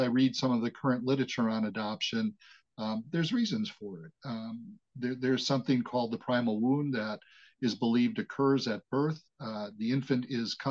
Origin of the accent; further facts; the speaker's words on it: Wauwatosa, Wisconsin, United States; I was born and raised in the Milwaukee, Wisconsin metropolitan area in a suburb called Wauwatosa